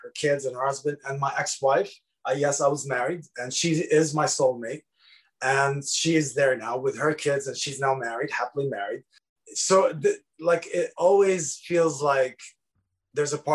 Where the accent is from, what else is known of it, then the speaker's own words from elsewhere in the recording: Lebanon; moved away as an adult; also born or lived in Dearborn, Michigan; now in United States; I'm 44 and I grew up in Lebanon in the 80s.